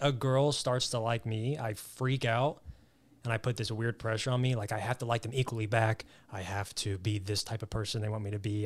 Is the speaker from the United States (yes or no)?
yes; Southwest Missouri, United States; moved away as an adult; now in Los Angeles, United States; I grew up in Southwest Missouri. Grew up on a farm